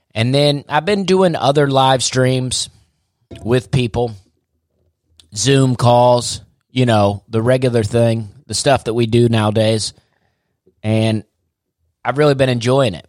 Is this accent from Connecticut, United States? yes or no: no; Opelika, Alabama, United States; born or raised there; moved away as an adult; also born or lived in Charleston, South Carolina